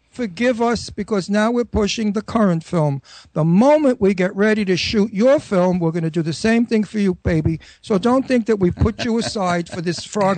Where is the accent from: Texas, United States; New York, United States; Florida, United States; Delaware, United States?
New York, United States; New York City; accent: Brooklyn; my Brooklyn accent